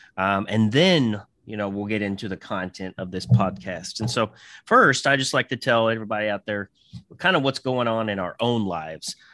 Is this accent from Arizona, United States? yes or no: no; Southern Indiana, United States; moved away as an adult; I was born in Southern in- Indiana, excuse me, and I lived there for about 20 years or so